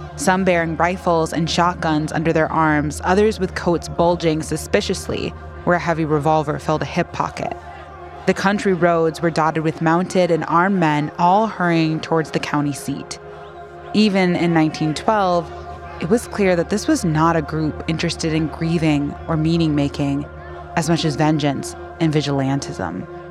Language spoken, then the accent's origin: English; Minnesota, United States; I've spent most of my life in Minnesota